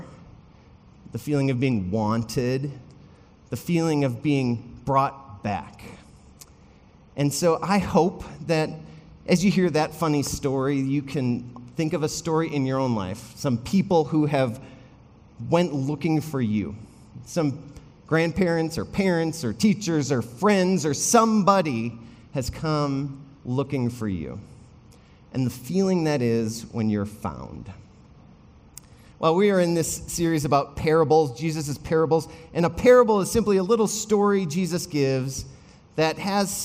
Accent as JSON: {"language": "English", "region": "Wisconsin", "country": "United States", "tie": "born or raised there", "said": "I grew up in Wisconsin."}